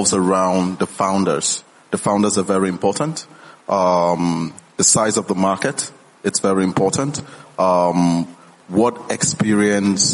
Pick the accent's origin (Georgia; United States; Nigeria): Nigeria; I'm a Nigerian and a global citizen